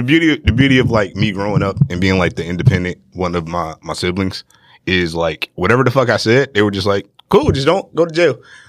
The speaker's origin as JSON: {"language": "English", "town": "Detroit", "region": "Michigan", "country": "United States", "said": "I'm from Detroit originally."}